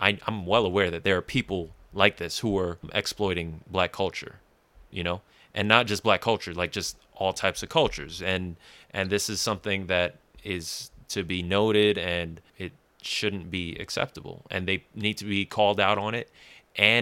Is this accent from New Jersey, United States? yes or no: yes; Jersey City, New Jersey, United States; I grew up in Jersey City